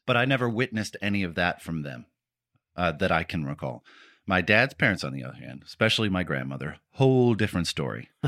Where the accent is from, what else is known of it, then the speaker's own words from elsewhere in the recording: Warren, Michigan, United States; I was born personally in Warren, Michigan